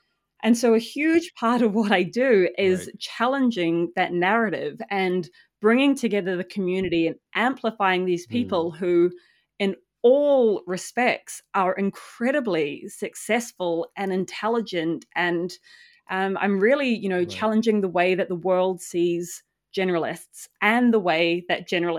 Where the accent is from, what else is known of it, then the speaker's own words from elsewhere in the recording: New Zealand; moved away as an adult; I left New Zealand when I was 20. So I was quite young. And so I grew up in New Zealand in, like, a really small farming town and was like, get me out of here.